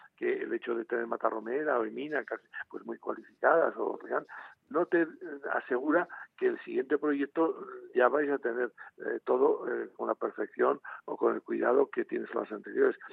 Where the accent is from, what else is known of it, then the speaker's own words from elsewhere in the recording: Spain; como español